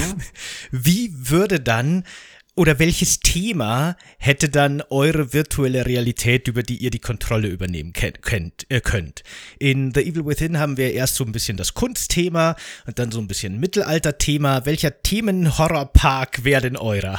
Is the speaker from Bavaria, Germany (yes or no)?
yes; Bavaria, Germany; ich komme ja aus Bayern